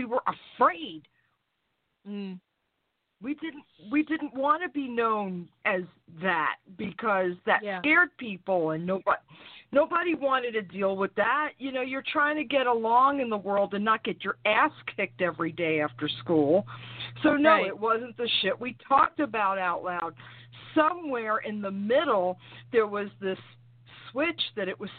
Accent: New York, United States; now in North Carolina, United States; I was raised in New York, but I live in North Carolina now

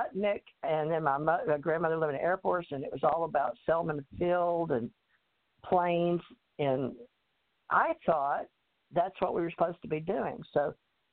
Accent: Texas, United States; also born or lived in Louisiana / Alabama / New York / Hawaii; now in Florida, United States; I was born in Louisiana, raised in Texas, went to Alabama to go to school in New York and all of that in Hawaii

